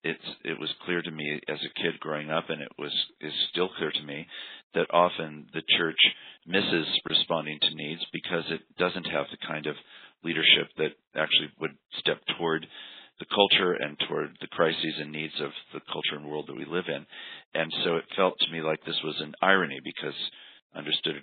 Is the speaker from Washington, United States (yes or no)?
yes; Washington, United States; moved away; also born or lived in Berkeley, California; I was raised in Washington State